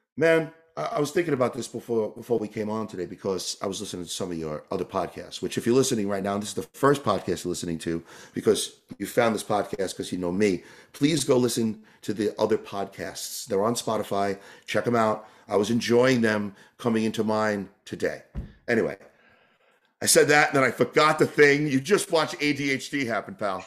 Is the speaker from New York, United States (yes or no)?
yes; New York, United States; moved away as an adult; also born or lived in California / Canada; I grew up in New York